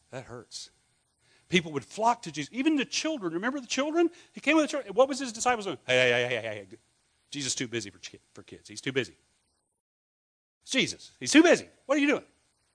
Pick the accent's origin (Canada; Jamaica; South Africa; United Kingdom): United Kingdom; Scotland; I'm Scottish.